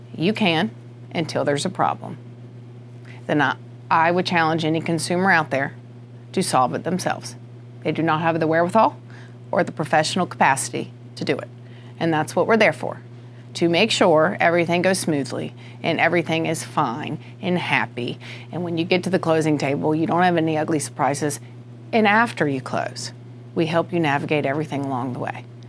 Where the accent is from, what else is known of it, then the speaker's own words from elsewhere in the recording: United States; accent: country; I grew up in the country, Union County